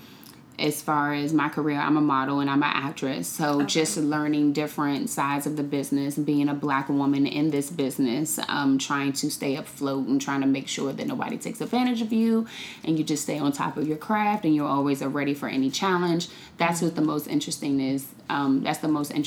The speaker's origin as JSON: {"language": "English", "town": "Washington", "region": "District of Columbia", "country": "United States", "tie": "born or raised there", "also_born_or_lived": "Maryland", "said": "I am originally from D.C. I grew up in the DMV area, so born and raised in D.C. and Maryland"}